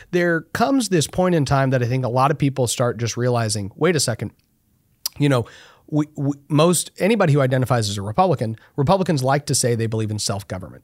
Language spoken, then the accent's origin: English; Texas, United States; as a Texan